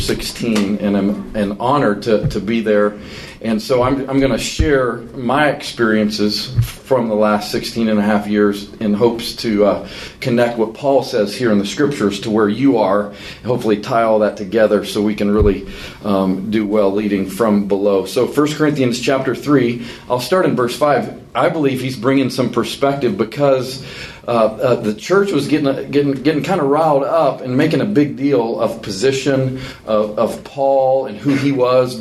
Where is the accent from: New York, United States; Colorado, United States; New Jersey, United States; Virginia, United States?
Colorado, United States; Colorado Springs; moved away as an adult; now in Birmingham, United States; my hometown of Colorado Springs, Colorado